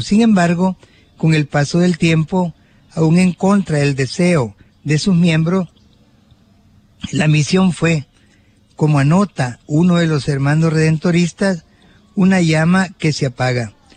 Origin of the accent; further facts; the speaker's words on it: Suchitoto, Cuscatlán, El Salvador; allá en mi pueblo natal de Suchitoto